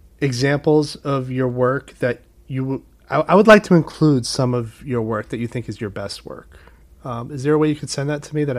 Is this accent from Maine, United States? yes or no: yes; Portland, Maine, United States; born or raised there; now in New York, United States